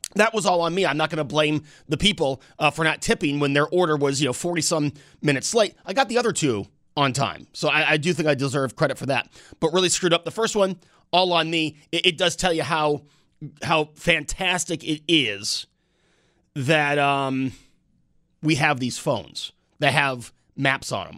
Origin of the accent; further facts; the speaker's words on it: New York, United States; growing up in New York State as a conservative-minded person